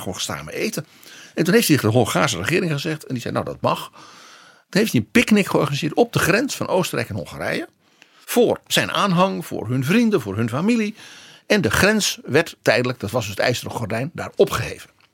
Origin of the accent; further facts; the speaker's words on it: Netherlands; als Nederlander